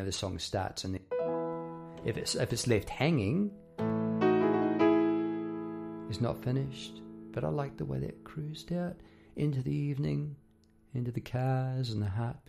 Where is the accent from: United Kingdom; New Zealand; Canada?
New Zealand; now in Melbourne, Australia; About living in Melbourne, Australia. I came from New Zealand, and in New Zealand, the wildlife there is pretty laid back, you know.